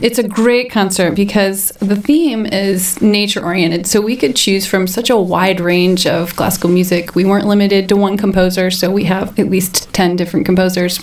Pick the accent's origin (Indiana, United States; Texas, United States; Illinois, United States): Indiana, United States; Brown County; It was kind of obvious I was from Brown County